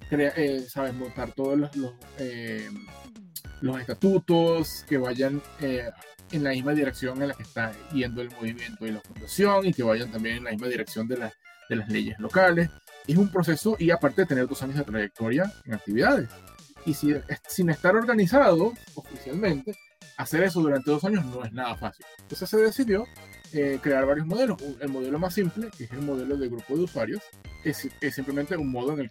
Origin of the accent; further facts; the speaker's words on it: Barquisimeto, Lara, Venezuela; also born or lived in Caracas; soy de Barquisimeto, pero viví 10 años en, Caracas y viví por fuera y te va cambiando